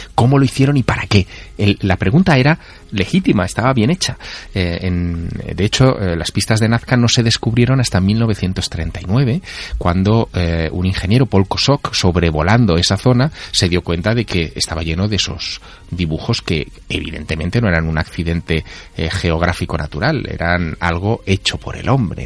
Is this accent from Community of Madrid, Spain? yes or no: no; Teruel, Aragon, Spain; mi ciudad natal, en Teruel, en La Glorieta